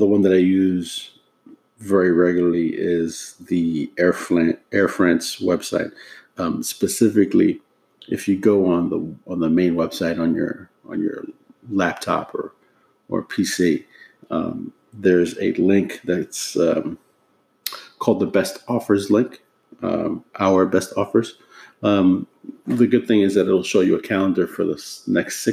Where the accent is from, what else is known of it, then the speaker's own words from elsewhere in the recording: New York City, New York, United States; moved away as an adult; now in Washington, D.C., United States; back home in my hometown of New York City